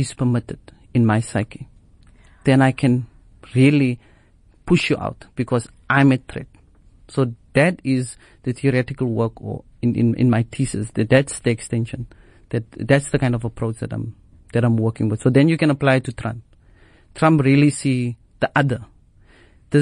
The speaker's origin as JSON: {"language": "English", "country": "South Africa", "said": "I am either South African"}